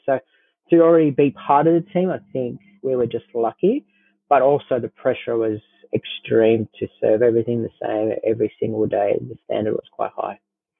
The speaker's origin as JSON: {"language": "English", "town": "Saint-Chamond", "region": "Auvergne-Rhône-Alpes", "country": "France", "tie": "born or raised there", "said": "So Lyon, most people, I think, will know where Lyon is. I grew up in Saint-Chamond. My I grew up in a pastry shop. My dad's a pastry chef."}